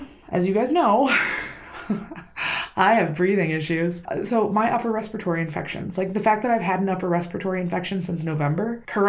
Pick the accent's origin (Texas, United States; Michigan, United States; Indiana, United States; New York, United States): Michigan, United States; Benton Harbor; moved away; You've already seen my hometown once